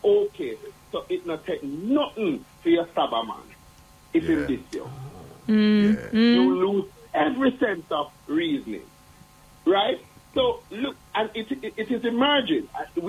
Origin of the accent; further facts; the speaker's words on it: Kingston, Jamaica; As a child in the 70s growing up in Jonestown